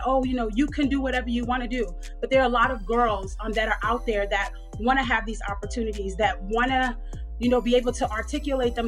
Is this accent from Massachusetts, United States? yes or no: no; New York City, New York, United States; now in Atlanta, United States; So I grew up in New York. I grew up in Queens, New York